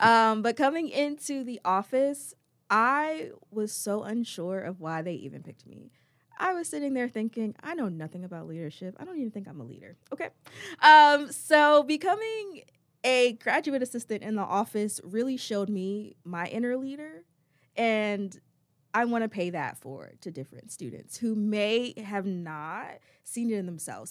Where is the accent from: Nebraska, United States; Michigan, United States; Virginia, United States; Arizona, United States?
Virginia, United States; Chesapeake; moved away as an adult; also born or lived in Bronx, New York / North Carolina; now in Greensboro, United States; originally from the Bronx, New York, but I grew up in Chesapeake, Virginia